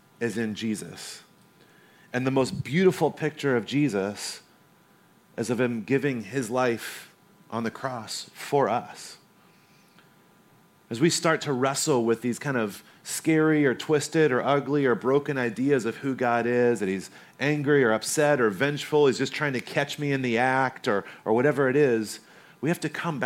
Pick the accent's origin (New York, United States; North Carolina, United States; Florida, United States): North Carolina, United States; moved away; also born or lived in Corona, California; I grew up in North Carolina